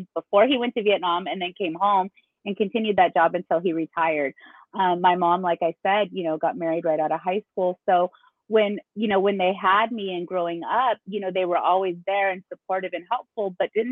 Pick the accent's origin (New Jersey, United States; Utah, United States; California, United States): California, United States; San Diego; I'm from San Diego, born and raised.